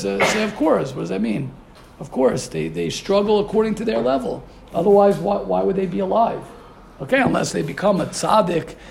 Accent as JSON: {"language": "English", "country": "United States", "said": "I'm a regular American Yankee doodle"}